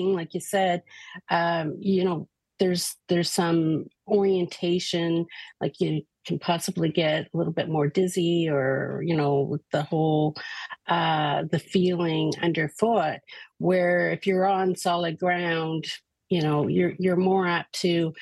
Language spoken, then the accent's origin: English; Canada; we are Canadian.